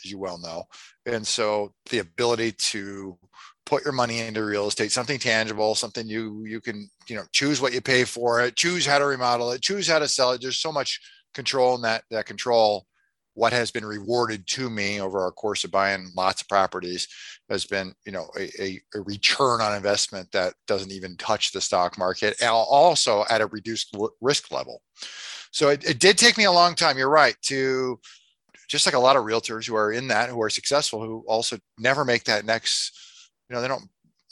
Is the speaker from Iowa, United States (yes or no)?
yes; Des Moines, Iowa, United States; I'm from Des Moines, Iowa.